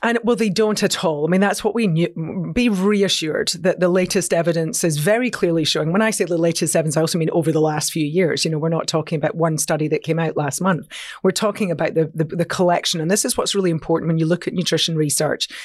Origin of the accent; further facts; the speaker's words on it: Scotland, United Kingdom; I'm a Scot